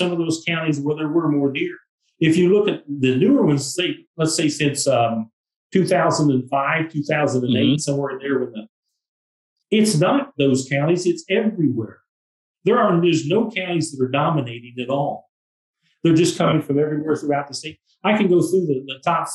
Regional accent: East Central Indiana, United States; I'm from East Central Indiana

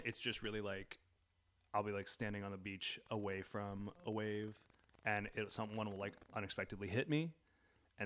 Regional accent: Pennsylvania, United States; moved away; back in Pennsylvania where I'm from.

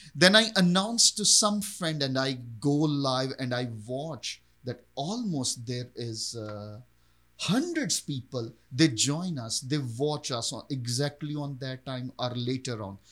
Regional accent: Pakistan; I was born and raised in Pakistan

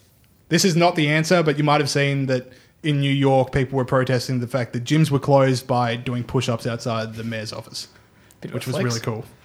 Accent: Edinburgh, Scotland, United Kingdom; born there; Okay, I was born in Edinburgh, Scotland, and I am knighted for 4 points.

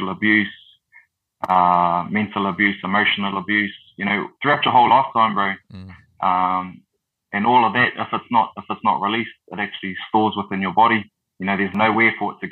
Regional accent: Whakatane, Bay of Plenty, New Zealand; Born and bred in the Sunshine Capital of Whakatane

